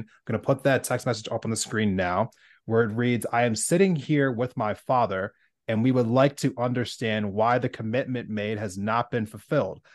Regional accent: United States

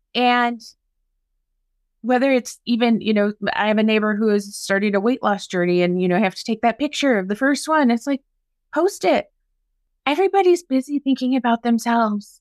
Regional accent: Maynard, Minnesota, United States; My hometown is Maynard, Minnesota

